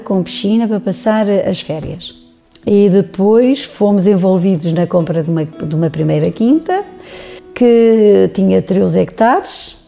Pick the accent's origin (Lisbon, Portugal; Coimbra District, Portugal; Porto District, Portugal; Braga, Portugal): Lisbon, Portugal; moved away as an adult; also born or lived in Serra da Estrela; now in Gouveia, Portugal; Eu não sou de cá, nasci em Lisboa, fui criada em Lisboa, estive no estrangeiro